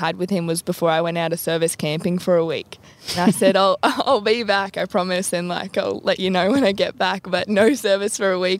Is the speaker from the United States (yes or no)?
no; Tully, Queensland, Australia; growing up in Tully, obviously it's a huge rugby league community